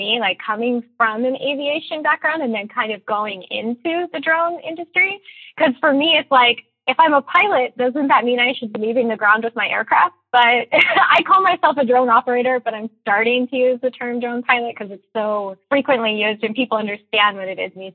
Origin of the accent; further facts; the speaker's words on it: Northern Nevada, United States; I am from Northern Nevada.